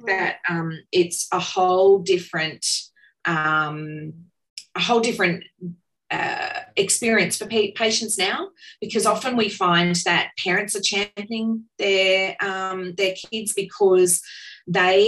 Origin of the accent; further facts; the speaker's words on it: Cairns, Queensland, Australia; I grew up in Cairns